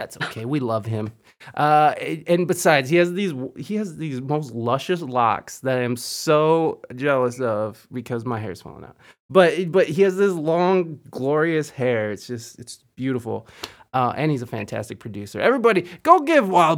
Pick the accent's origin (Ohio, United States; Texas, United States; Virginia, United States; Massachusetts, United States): Ohio, United States; moved away; also born or lived in California; I'm from Ohio. I went out to California